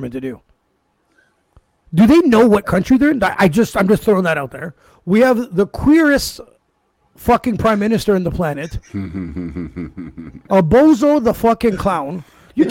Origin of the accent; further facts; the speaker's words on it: Canada; being a Canadian-born citizen